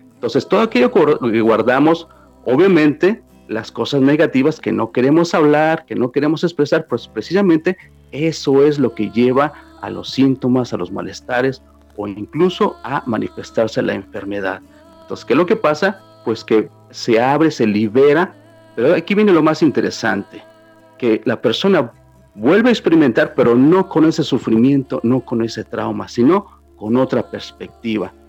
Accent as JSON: {"language": "Spanish", "region": "Mexico City", "country": "Mexico", "moved": "yes", "lives_now": "New York, United States", "said": "Soy originalmente de la Ciudad de México e inmigré este, muy joven para acá, para Nueva York."}